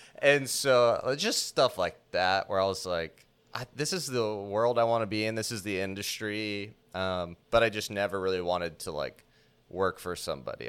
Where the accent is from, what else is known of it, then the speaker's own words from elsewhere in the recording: Orlando, Florida, United States; I grew up here in Orlando